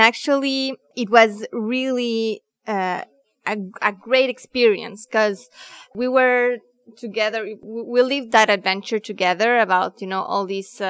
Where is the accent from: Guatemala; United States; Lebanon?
Guatemala; moved away; I was also born in Guatemala.